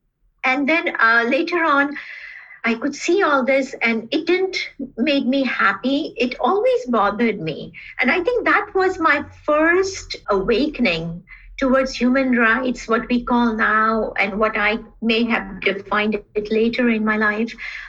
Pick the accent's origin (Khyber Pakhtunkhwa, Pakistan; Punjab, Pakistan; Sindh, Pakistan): Sindh, Pakistan; Karachi; also born or lived in Bangladesh / India; I grew up in South Asia, and those countries where I spent most of my childhood were Bangladesh, India, and Pakistan. Though my later years were spent in Karachi, Pakistan.